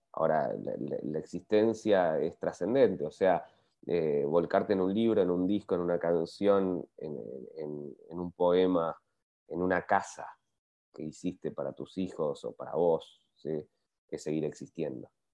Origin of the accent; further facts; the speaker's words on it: Bariloche, Río Negro, Argentina; yo crecí en Bariloche